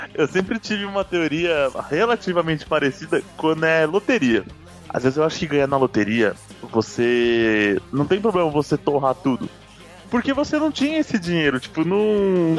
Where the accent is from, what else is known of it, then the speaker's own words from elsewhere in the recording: São Paulo, Brazil; somos de São Paulo